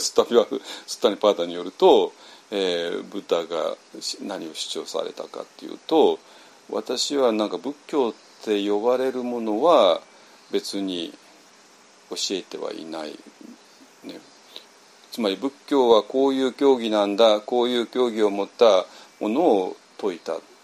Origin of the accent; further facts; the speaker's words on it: Japan; 我々の日本人